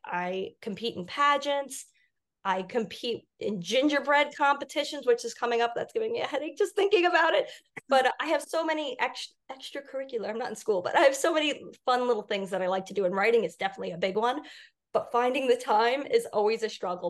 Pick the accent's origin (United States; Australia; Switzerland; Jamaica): United States; Long Island, New York; growing up on Long Island